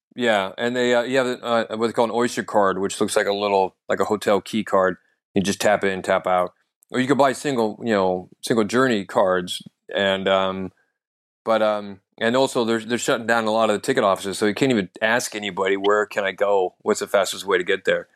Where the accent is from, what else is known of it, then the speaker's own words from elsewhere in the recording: North Idaho, United States; now in London, United Kingdom; I am originally from North Idaho